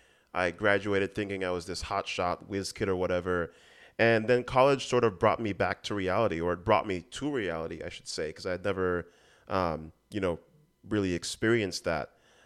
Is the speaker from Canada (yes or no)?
no; U.S. Virgin Islands; You know, growing up in the Virgin Islands, we sort of had a built-in social circle in that.